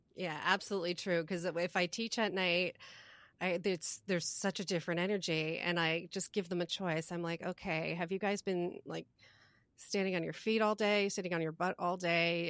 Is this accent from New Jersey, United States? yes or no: yes; New Jersey, United States; moved away; I was from East Jersey